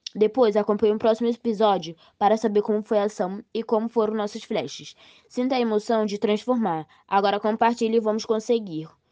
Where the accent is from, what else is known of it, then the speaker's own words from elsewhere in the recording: Rio de Janeiro, Brazil; Eu nasci no Rio e moro perto da escola.